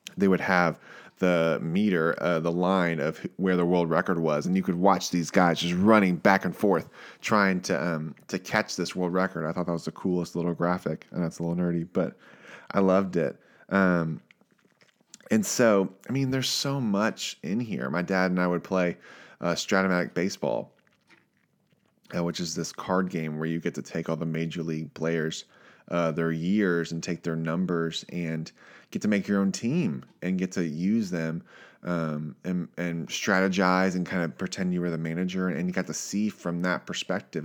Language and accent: English; Richmond, Virginia, United States; I grew up in Virginia, Richmond, Virginia